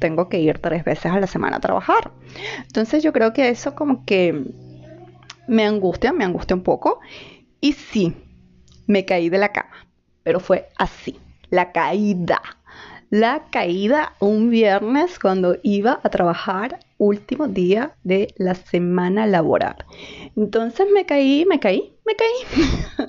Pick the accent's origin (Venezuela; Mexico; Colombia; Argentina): Venezuela; moved away as an adult; now in Chile; ya saben que soy venezolana, em, y tengo muchas especialidades, psiquiatra, etcétera, etcétera, etcétera, pero aquí en Chile soy una migrante más